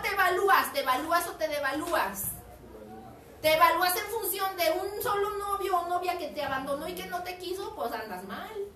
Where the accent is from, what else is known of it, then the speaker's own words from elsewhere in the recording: Mexico; en el extranjero nos identifican como mexicanos